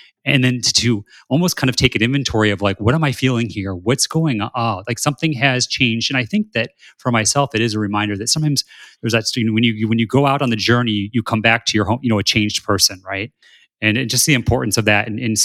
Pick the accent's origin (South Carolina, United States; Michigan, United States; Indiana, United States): Indiana, United States; South Bend; I grew up in South Bend, Indiana